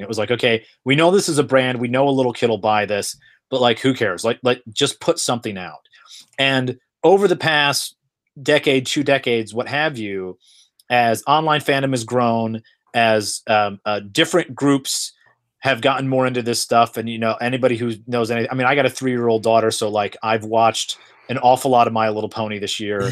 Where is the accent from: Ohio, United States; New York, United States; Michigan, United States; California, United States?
Michigan, United States; Flint; moved away; I'm originally from Flint, Michigan